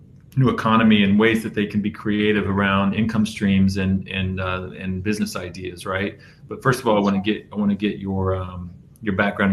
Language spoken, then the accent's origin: English; Safety Harbor, Florida, United States; I'm from Safety Harbor in the Tampa Bay area